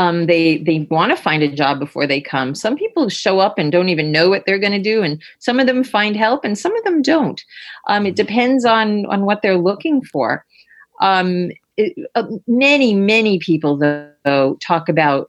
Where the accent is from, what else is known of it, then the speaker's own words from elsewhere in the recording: New York City, New York, United States; moved away as an adult; now in New Hampshire, United States; I'm from Brooklyn, New York